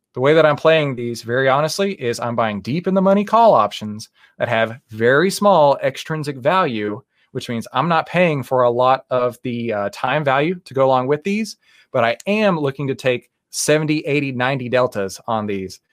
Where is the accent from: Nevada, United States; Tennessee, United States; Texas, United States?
Texas, United States; I'm from Texas